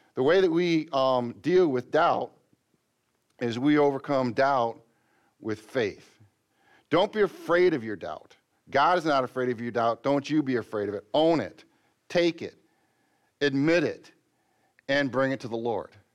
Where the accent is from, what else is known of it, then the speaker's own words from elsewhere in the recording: Michigan, United States; since we're from Michigan